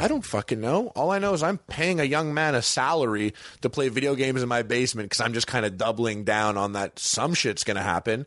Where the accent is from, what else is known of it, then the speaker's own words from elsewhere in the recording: Canada; moved away as an adult; now in Los Angeles, United States; I'm Canadian